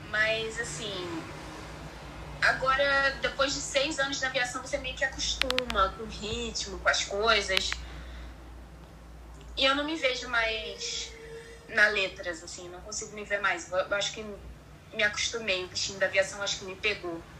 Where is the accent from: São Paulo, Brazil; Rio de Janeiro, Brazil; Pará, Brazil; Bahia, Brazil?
Rio de Janeiro, Brazil; now in Espírito Santo, Brazil; Sim, sou carioca